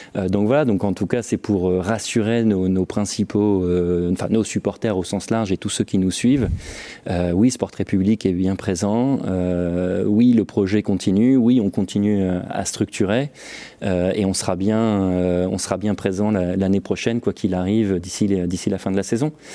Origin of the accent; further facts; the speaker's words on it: Valenciennes, Hauts-de-France, France; moved away as an adult; je suis originaire de Valenciennes, donc j'y ai vécu jusqu'à mes 20 ans